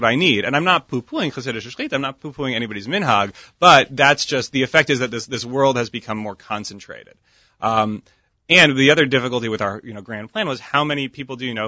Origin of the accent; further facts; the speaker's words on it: Rochester, New York, United States; I grew up in Rochester, New York, Lippmann's Kosher Market, still around, right around the corner from my house.